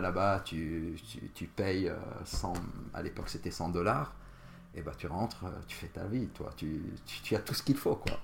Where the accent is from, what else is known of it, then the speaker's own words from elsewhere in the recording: Jounieh, Keserwan-Jbeil, Lebanon; moved away as an adult; also born or lived in Bordeaux, France; now in Paris, France; je suis originaire, je suis né au Liban, d'une ville qui s'appelle Jounier, Et bah, j'ai vécu jusqu'à mes 25 ans au Liban